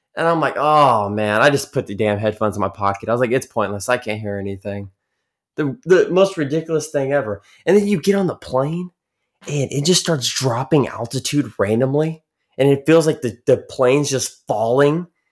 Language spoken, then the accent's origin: English; Texas, United States; I am seventeen and I'm from Texas